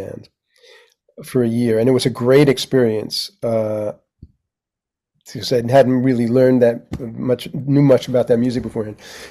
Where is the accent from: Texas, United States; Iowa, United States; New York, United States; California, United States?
New York, United States; New York City; I grew up on in Manhattan